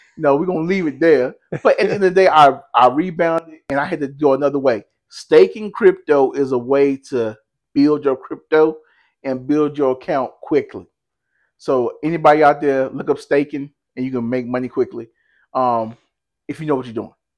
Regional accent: United States; I'm American too

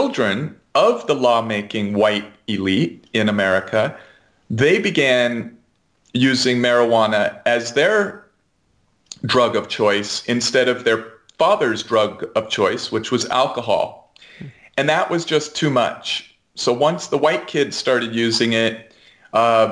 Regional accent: United States; as an American

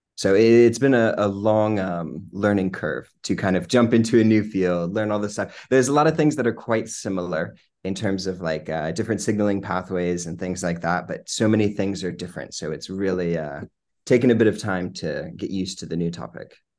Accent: Lynchburg, Virginia, United States; moved away as an adult; also born or lived in New Jersey; now in London, United Kingdom; So I'm originally from Lynchburg, my whole life in Lynchburg

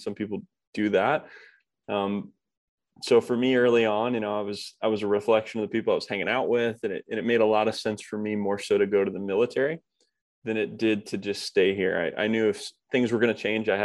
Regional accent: Kokomo, Indiana, United States; I grew up in the Midwest, more of a blue collar town. It's called Kokomo, Indiana

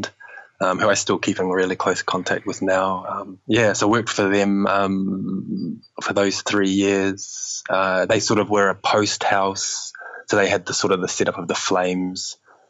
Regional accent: New Zealand; moved away as an adult; also born or lived in Australia; now in London, United Kingdom; I'm from New Zealand, so studied in, like we were saying before, studied in New Zealand

